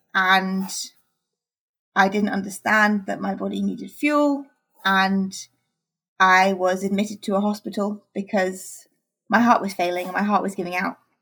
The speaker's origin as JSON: {"language": "English", "region": "England", "country": "United Kingdom", "said": "I'm from England, and in England we uh, transition to high school."}